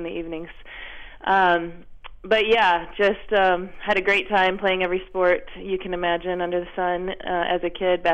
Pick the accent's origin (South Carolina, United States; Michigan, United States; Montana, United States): Michigan, United States; Dearborn Heights; I grew up in Dearborn Heights, Michigan, right outside of Detroit